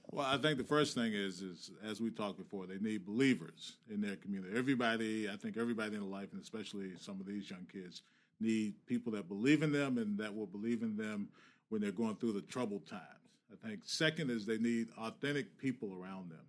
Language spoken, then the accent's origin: English; Virginia, United States; now in Boston, United States; I grew up in Virginia.